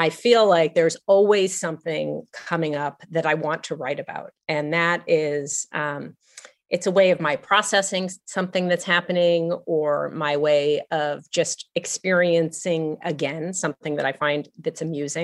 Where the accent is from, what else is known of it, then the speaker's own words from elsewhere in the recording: Los Angeles, California, United States; moved away; I grew up in Los Angeles, and my mother and my grandparents all grew up in Los Angeles. We've been there for a long time.